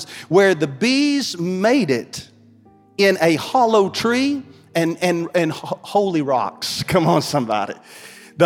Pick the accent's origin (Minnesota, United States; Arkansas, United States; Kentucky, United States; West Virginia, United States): Kentucky, United States; Beaver Dam; I'm from Beaver Dam, Kentucky